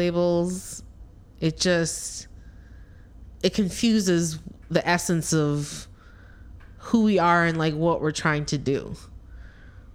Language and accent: English; Canada; I'm Canadian